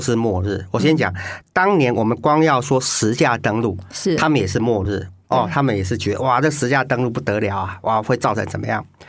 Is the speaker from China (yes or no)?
no; Taiwan; 我们台湾人口一直减少啊，